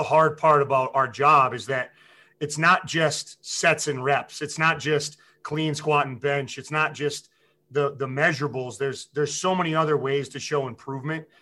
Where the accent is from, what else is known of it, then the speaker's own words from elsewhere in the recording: Massachusetts, United States; moved away; I'm from Massachusetts originally